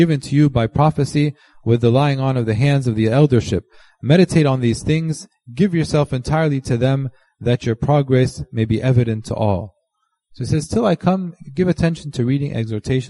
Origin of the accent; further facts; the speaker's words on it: United States; we're all from America